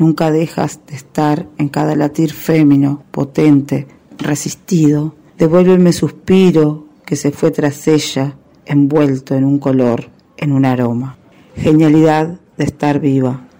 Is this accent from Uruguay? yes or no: yes; Uruguay; soy uruguaya